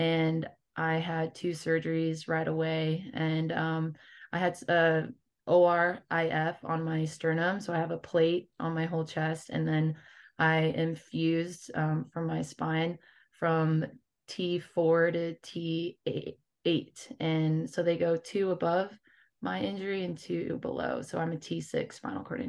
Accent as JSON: {"language": "English", "town": "Las Vegas", "region": "Nevada", "country": "United States", "tie": "born or raised there", "said": "my hometown of Las Vegas"}